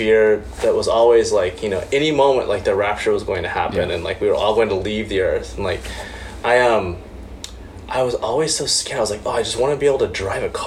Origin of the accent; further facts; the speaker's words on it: Oklahoma, United States; I grew up in Oklahoma